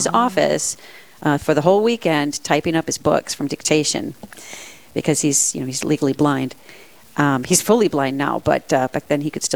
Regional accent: Las Cruces, New Mexico, United States; also born or lived in Paterson, New Jersey; I grew up in New Mexico

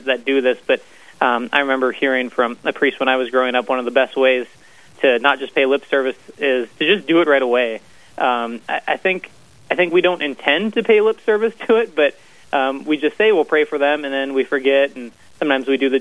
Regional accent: Brainerd, Minnesota, United States; also born or lived in Duluth, Minnesota; I grew up in Brainerd

